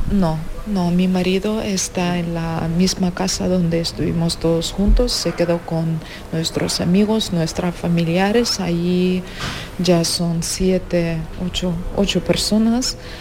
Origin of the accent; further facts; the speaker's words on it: Ukraine; Spanish is a second language; moved away as an adult; now in Spain; somos dos mujeres y además somos ucranianas